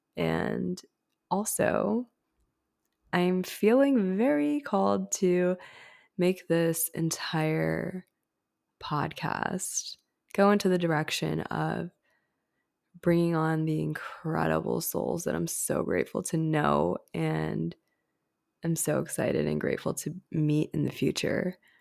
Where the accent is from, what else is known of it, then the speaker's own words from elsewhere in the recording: India; I grew up in a Hindu household. I'm Indian